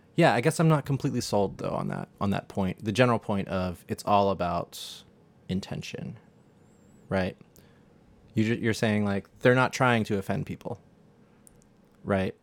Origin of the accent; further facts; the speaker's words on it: United States; an American